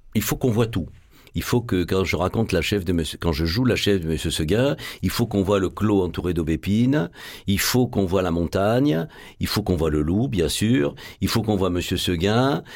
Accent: Marseille, Provence-Alpes-Côte d'Azur, France; accent: Marseillais; moved away as an adult; also born or lived in Paris; je suis marseillais. Moi, je suis né au Chartreux, euh, pas loin d'ici. J'ai passé une grande partie de mon enfance à Saint-Louis, dans ce qu'on appelle aujourd'hui les quartiers nord.

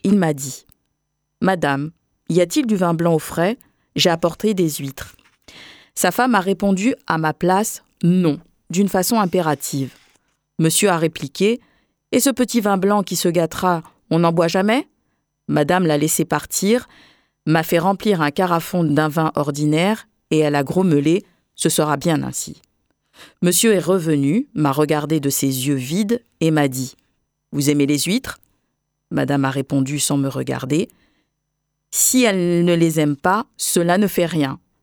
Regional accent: Saint-Claude, Guadeloupe; à Saint-Claude, là où sont nés mes parents et là où je suis née en Guadeloupe

